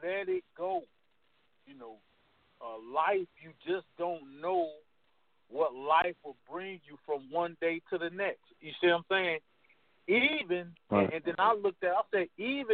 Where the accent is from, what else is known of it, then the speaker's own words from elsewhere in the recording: Cleveland, Ohio, United States; I'm from Cleveland